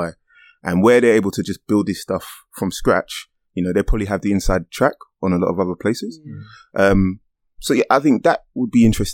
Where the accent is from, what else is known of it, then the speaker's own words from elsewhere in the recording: London, United Kingdom; I grew up in Stratford